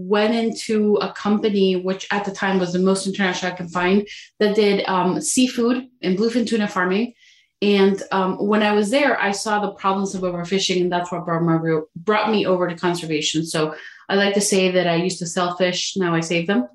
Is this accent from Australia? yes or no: no; Tijuana, Baja California, Mexico; also born or lived in San Francisco; now in San Diego, United States; I was born in Tijuana, Baja California, right. And I grew up two blocks from the ocean, a couple blocks from the border